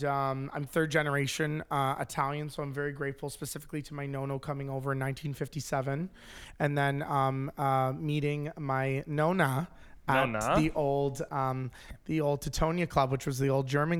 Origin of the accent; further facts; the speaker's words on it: Windsor, Ontario, Canada; I'm from Windsor. I grew up in South Walkerville